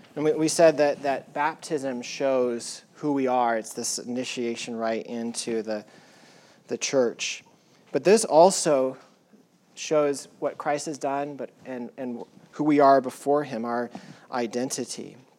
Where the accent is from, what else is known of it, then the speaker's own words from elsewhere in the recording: United States; he's white, he's a male, he's an American, he's a pastor